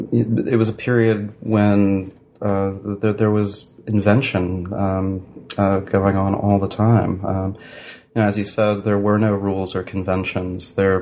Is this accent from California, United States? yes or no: no; New York, United States; New York is that's where I was born in New York, mm-hmm. and then I lived in New York when I was a child.